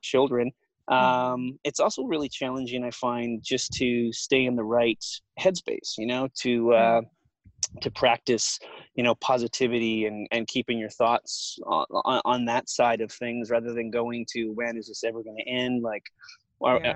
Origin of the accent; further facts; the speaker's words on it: Alberta, Canada; moved away as an adult; also born or lived in Vancouver, Canada; now in Los Angeles, United States; I, grew up in Alberta